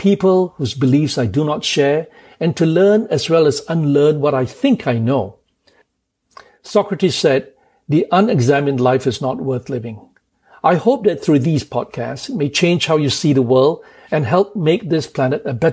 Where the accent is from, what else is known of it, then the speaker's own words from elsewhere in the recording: Kuala Lumpur, Malaysia; moved away as an adult; also born or lived in England / United States; now in New York City, United States; I was born in Kuala Lumpur, Malaysia, and went to England to read law